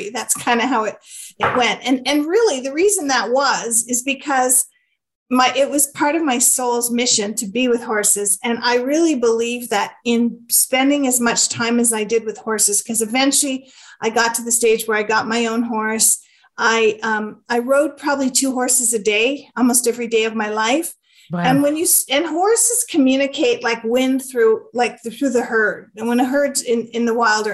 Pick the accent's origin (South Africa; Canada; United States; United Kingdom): Canada; I'm Canadian, so we say grade 4